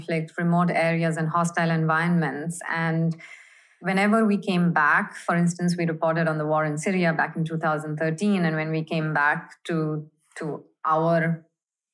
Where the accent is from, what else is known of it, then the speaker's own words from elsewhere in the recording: Mumbai, Maharashtra, India; I grew up in India, in Bombay, and I studied journalism at the University of Bombay